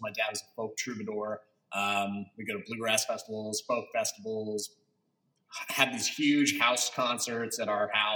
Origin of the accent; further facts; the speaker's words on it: outside of Peoria, Illinois, United States; I grew up in a very small county outside of Peoria, Illinois